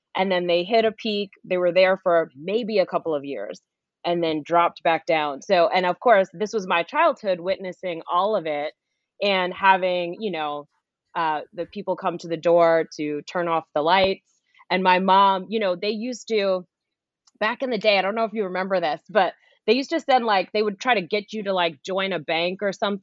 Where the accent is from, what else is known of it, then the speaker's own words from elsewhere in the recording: New York City, New York, United States; where I started was in Flushing, Queens, New York. I grew up in New York, Queens girl